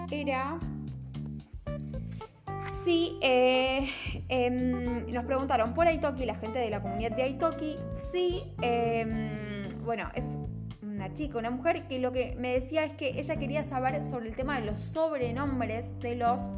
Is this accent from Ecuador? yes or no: no; Argentina; nosotros también como argentinos